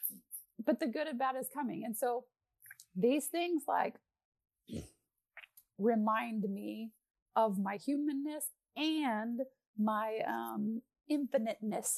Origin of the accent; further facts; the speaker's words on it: Texas, United States; I'm Texan